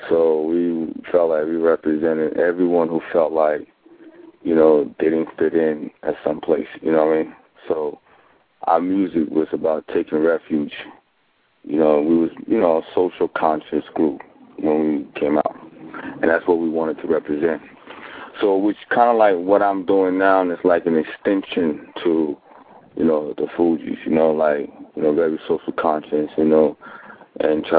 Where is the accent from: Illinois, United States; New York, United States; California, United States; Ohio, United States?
New York, United States; I was born in New York